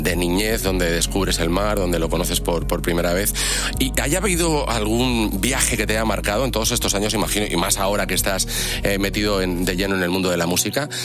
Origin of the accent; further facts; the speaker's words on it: Alicante, Valencian Community, Spain; yo es verdad que soy de Alicante y, y yo he vivido con el mar siempre.